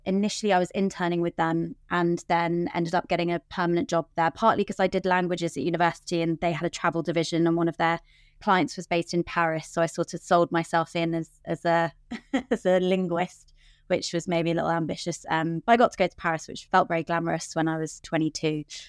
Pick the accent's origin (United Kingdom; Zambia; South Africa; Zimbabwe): United Kingdom; London; I'm born and raised in London